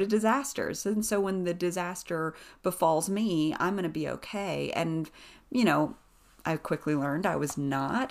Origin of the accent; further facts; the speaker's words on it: East Tennessee, United States; moved away as an adult; also born or lived in Western North Carolina / Nashville, Tennessee; now in Boone, North Carolina, United States; I grew up in East Tennessee on the other side of the state line